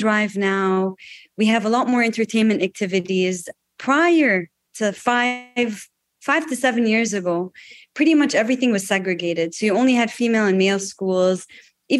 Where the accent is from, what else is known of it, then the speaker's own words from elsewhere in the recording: Riyadh, Riyadh Province, Saudi Arabia; I'm Lebanese. I was born and raised in Riyadh, the capital city of Saudi Arabia. I spent my childhood here